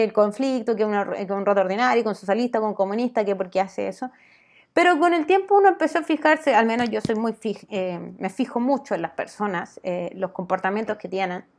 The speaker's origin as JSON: {"language": "Spanish", "country": "Chile", "said": "no somos unos pobrecitos chilenos"}